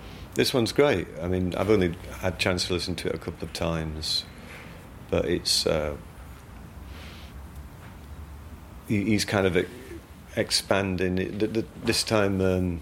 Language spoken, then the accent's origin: English; Yorkshire and the Humber, United Kingdom; I'm from South Yorkshire, so the dialect is similar